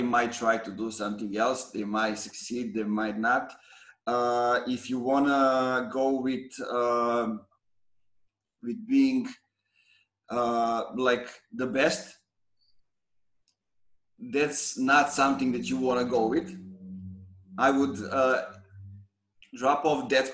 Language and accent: English; Pirot, Serbia; moved away; my hometown Pirot